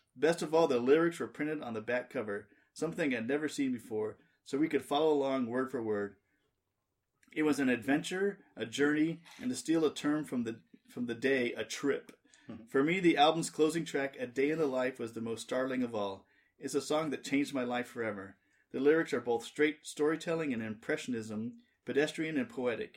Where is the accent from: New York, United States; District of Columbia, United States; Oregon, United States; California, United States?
California, United States; Southern; as a kid growing up in Southern California